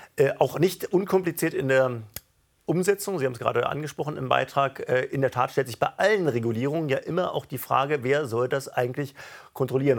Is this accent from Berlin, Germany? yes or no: yes; Berlin, Germany; meiner Heimatstadt Berlin